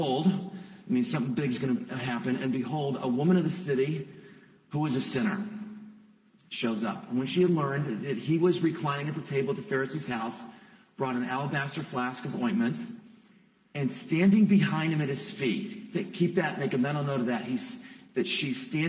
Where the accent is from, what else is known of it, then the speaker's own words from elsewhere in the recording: Ashland, Ohio, United States; also born or lived in Columbus, Ohio; I'm originally from Ashland. I was born at Samaritan a few moons ago.